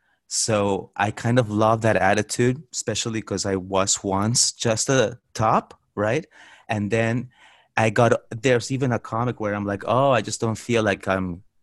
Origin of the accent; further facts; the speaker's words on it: Peru; moved away; So I said that I was from Peru.